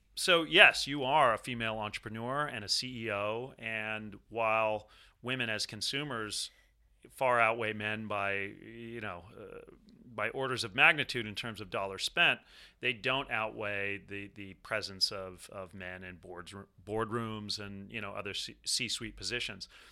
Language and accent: English; Southern California, United States; I'm from Southern California